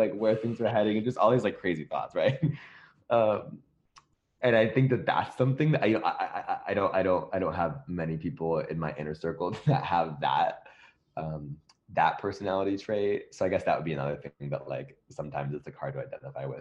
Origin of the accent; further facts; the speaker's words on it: Midwest, United States; now in Los Angeles, United States; I'm from the Midwest